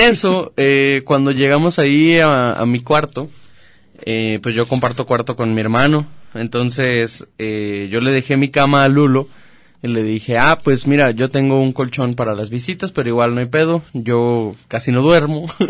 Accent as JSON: {"language": "Spanish", "town": "Chapala", "region": "Jalisco", "country": "Mexico", "said": "soy de Chapala"}